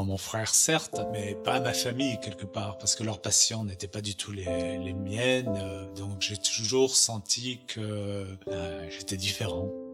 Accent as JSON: {"language": "French", "town": "Chamonix", "region": "Auvergne-Rhône-Alpes", "country": "France", "tie": "born or raised there", "also_born_or_lived": "Paris", "moved": "yes", "lives_now": "Los Angeles, United States", "said": "je suis né à Chamonix en Haute-Savoie"}